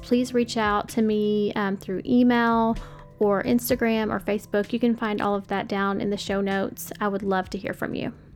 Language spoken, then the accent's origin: English; Paducah, Kentucky, United States; moved away as an adult; now in Nashville, United States; I live in Nashville now, but um, I'm from like Paducah, Western Kentucky